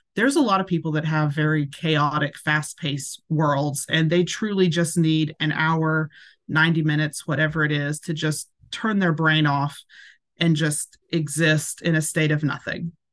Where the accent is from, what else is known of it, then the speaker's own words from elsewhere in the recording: Hendersonville, Tennessee, United States; now in Portland, United States; I was raised in Hendersonville, just right on the outskirts of it.